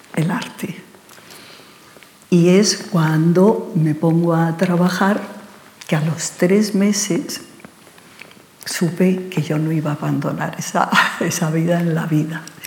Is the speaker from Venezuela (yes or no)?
no; Barcelona, Catalonia, Spain; moved away as an adult; also born or lived in Santander / London; now in Madrid, Spain; yo soy de Santander, he vivido en Barcelona mi niñez y mi juventud, pero mm, yo soy muy madrileña